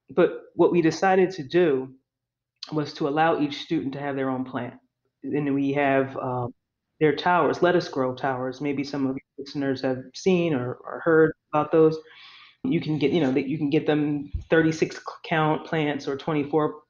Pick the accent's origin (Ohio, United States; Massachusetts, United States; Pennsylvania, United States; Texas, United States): Pennsylvania, United States; Philadelphia; I grew up in Philadelphia most of my life in South Philadelphia